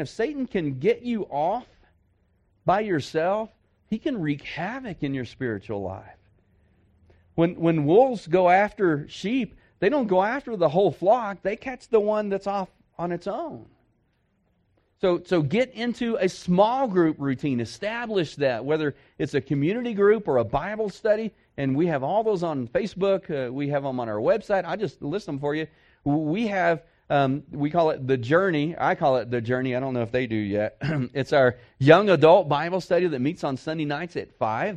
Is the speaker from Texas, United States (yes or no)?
yes; Texas, United States; I'm from Texas